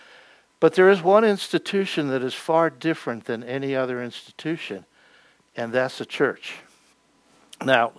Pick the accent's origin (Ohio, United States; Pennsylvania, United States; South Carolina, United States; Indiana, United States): Pennsylvania, United States; moved away; I come from Pennsylvania